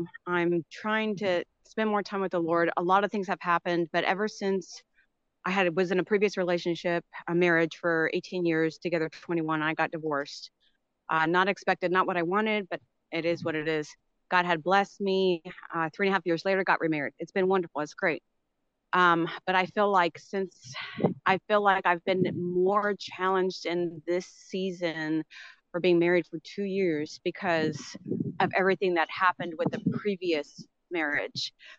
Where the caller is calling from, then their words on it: Little Elm, Texas, United States; I'm from Little Elm, Texas.